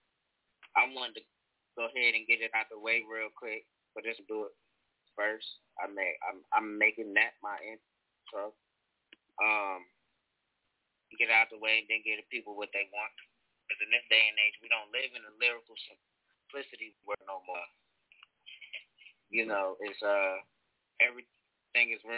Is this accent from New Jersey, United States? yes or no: yes; North New Jersey, United States; now in Charlotte, United States; I'm from North New Jersey